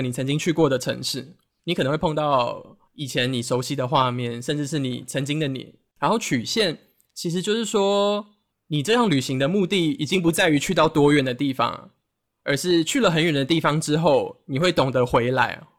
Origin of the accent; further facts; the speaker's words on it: Taiwan; 台湾对我来讲 就只是给我休息的地方